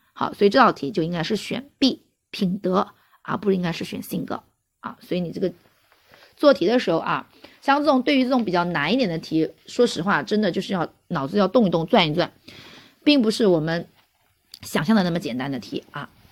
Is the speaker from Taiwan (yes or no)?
no; China; 我们中国人